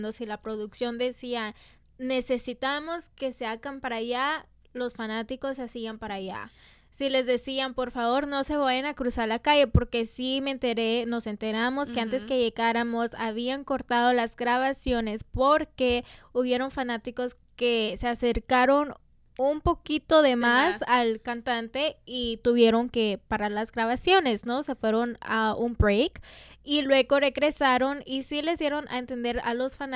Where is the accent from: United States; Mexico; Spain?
United States; Los Angeles, California; also born or lived in South LA; I grew up in Echo